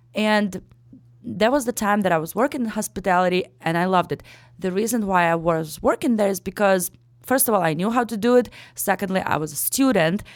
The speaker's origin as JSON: {"language": "English", "country": "Ukraine", "tie": "born or raised there", "also_born_or_lived": "Daytona Beach, Florida", "second_language": "English", "moved": "as an adult", "lives_now": "Chicago, United States", "said": "born and raised in Ukraine up till I turned, uh, eighteen"}